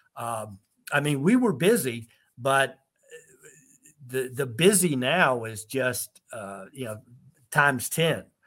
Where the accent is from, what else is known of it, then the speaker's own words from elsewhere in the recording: College Park, Georgia, United States; now in Germany; i'm right there from college park riverdale area in the atlanta area uh, that's where I'm from originally